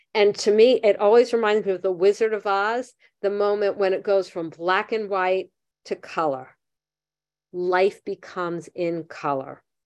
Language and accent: English; Miami Beach, Florida, United States; I grew up in Miami Beach.